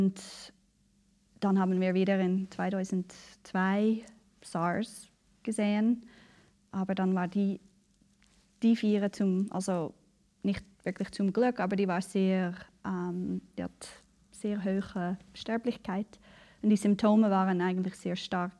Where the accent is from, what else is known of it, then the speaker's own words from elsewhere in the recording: Canada; now in Basel, Switzerland; Ich bin ähm, in Kanada aufgewachsen mhm. und ganz im Norden, äh, relativ abgelegen